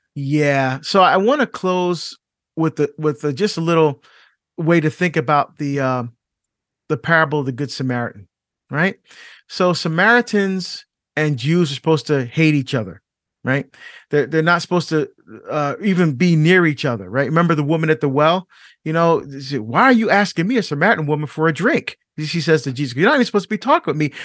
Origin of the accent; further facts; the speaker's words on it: Barbados; now in United States; I was born in Barbados. I'm not African American